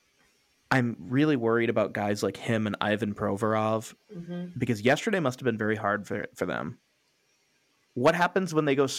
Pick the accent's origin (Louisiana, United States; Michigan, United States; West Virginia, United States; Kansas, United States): Michigan, United States; Romeo; I grew up in Romeo